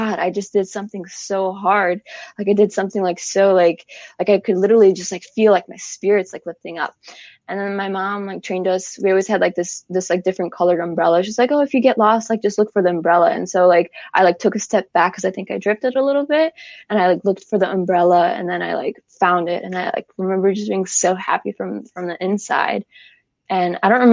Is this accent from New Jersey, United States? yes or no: no; Chicago, Illinois, United States; moved away; I'm from Chicago originally